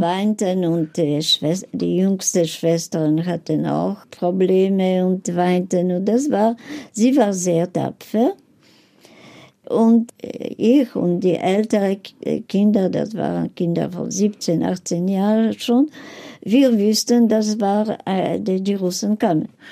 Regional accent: Poland; German is a second language; moved away; meine Eltern sind geboren in Polen, ich bin geboren in Polen

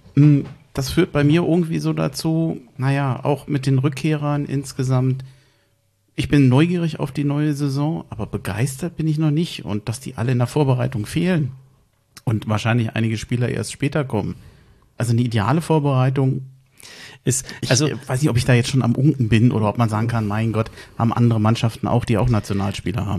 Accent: Berlin, Germany; ich bin zwar in Berlin aufgewachsen

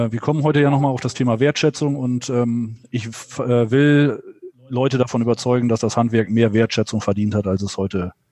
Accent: Lower Saxony, Germany; Und dann kam irgendwann die Möglichkeit, zurück in den Nordwesten, in meine Heimatregion äh, zu wechseln

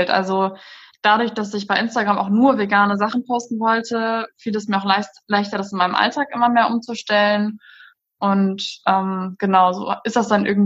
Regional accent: Rhein-Sieg-Kreis, North Rhine-Westphalia, Germany; ich komme aus dem Rhein-Sieg-Kreis.

